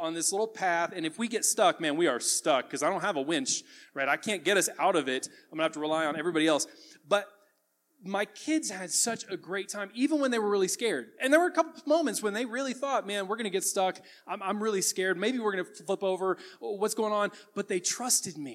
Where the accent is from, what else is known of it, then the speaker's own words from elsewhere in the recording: the South, United States; I grew up in the South around a lot of lifted trucks